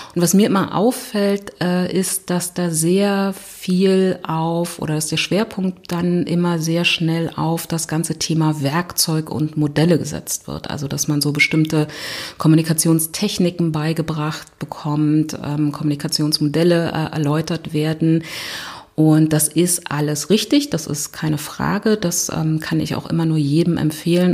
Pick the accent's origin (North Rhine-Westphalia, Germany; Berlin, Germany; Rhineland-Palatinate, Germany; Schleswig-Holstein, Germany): Berlin, Germany; ich komme aus Berlin